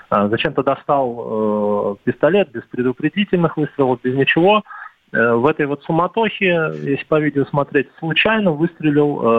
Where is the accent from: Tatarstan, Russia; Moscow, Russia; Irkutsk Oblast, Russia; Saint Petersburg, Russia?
Moscow, Russia; давайте назовем меня московской диаспорой. я вот москвич. Я здесь родился, да.